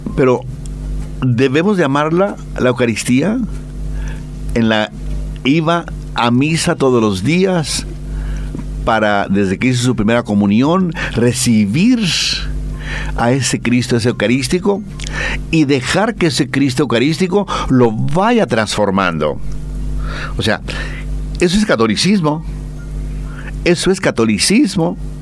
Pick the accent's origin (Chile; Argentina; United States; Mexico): Mexico; moved away; el viva México, como decimos allá en mi tierra